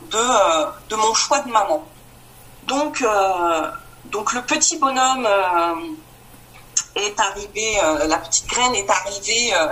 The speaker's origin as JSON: {"language": "French", "region": "Grand Est", "country": "France", "said": "j'ai 44 ans, je suis de la Marne."}